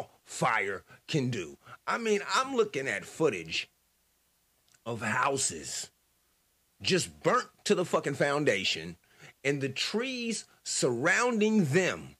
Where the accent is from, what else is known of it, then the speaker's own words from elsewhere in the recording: United States; as an American